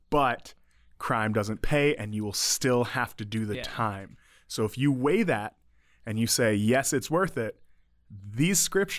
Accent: Detroit, Michigan, United States; moved away; I grew up in the Detroit area.

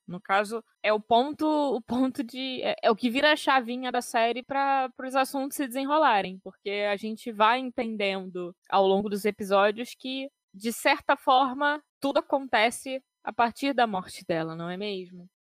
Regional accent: Rio de Janeiro, Brazil; eu, pelo menos, que sou carioca de carteirinha, apesar de não ter nascido na cidade do Rio

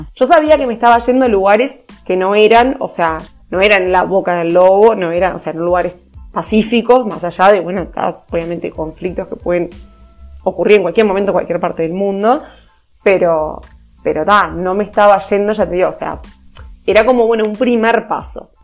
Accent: Uruguay; moved away as an adult; now in Montevideo, Uruguay; soy del interior de Uruguay. Me vine con 18 años a Montevideo a estudiar

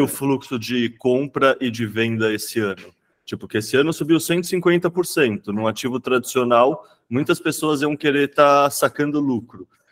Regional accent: São Paulo, Brazil; eu vivi minha vida inteira em São Paulo

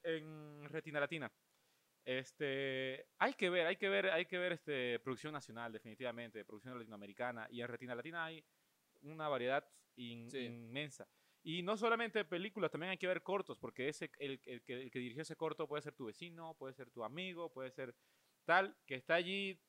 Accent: Venezuela

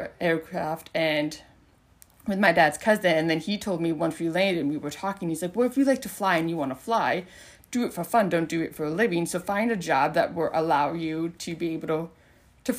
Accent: South Dakota, United States; moved away; I'm from South Dakota

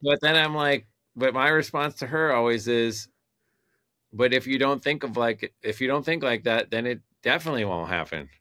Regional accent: Detroit, Michigan, United States; moved away; I'm from Detroit originally

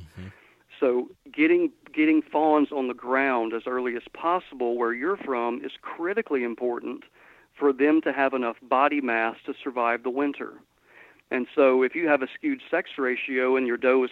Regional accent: Georgia, United States; moved away as an adult; now in Mississippi, United States; Where I grew up in Georgia, latitudinally, exactly the same place where I'm at now

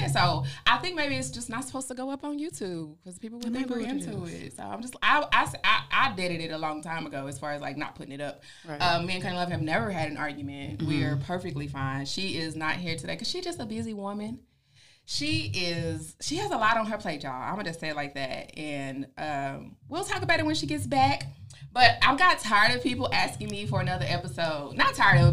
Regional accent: Fort Worth, Texas, United States; now in Dallas, United States; I'm from Fort Worth originally. I live in Dallas now

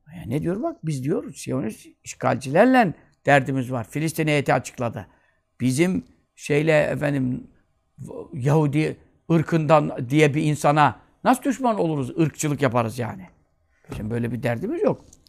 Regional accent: Turkey; Ben Türk'üm

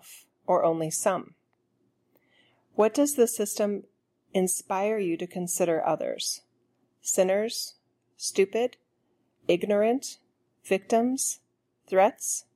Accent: United States; I'm an American

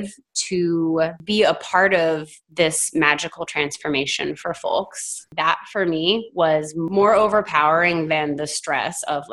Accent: the South, United States; moved away; also born or lived in Oregon; I grew up in the South

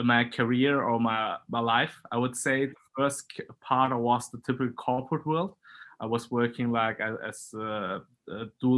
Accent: Germany; English is a second language; I grew up in Germany. I have Chinese parents. Mm-hmm. So I grew up in Germany bilingual

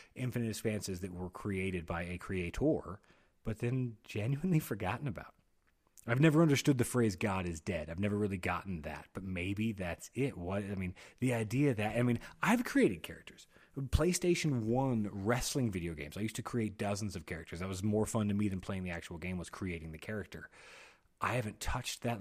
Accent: United States; I'm an American

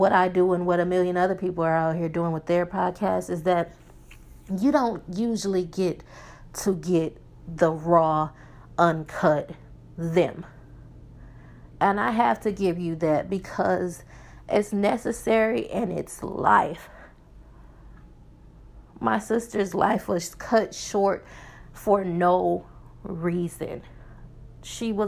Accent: Milwaukee, Wisconsin, United States; moved away as an adult; now in Texas, United States; We are from Milwaukee, Wisconsin, if you don't know. That's where I'm from

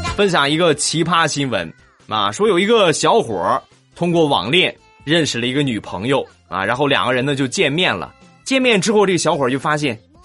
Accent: China; 我是个中国人

